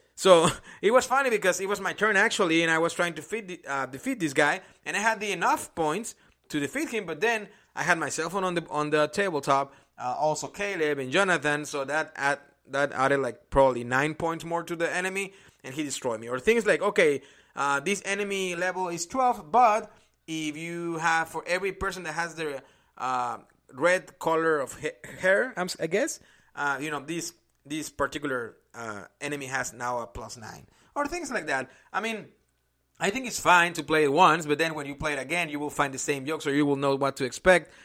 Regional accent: Mexico; English is a second language; now in Indianapolis, United States; I'm originally from Mexico

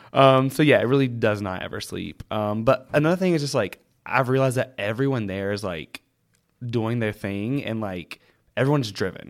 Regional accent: North Carolina, United States; moved away as an adult; also born or lived in Charlotte, North Carolina, United States; now in New York City, United States; I'm not a North Carolinian anymore 'cause I don't live there

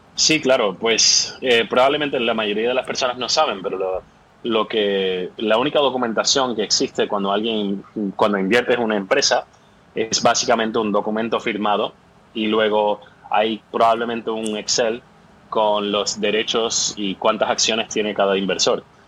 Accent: Puerto Rico; also born or lived in New York / Boston / London / Sweden; now in San Francisco, United States; yo soy originalmente de Puerto Rico y ahora estoy viviendo en San Francisco, pero llegué aquí a través de Nueva York, Boston, Londres y Suecia

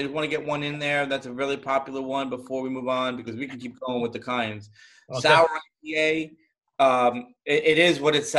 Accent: East Coast, New England, United States; I'm from the East Coast, mostly in New England to some degree, close enough anyway.

